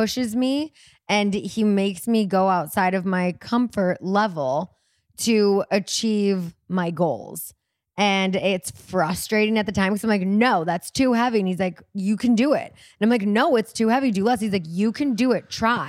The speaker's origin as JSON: {"language": "English", "country": "New Zealand", "said": "We're from New Zealand."}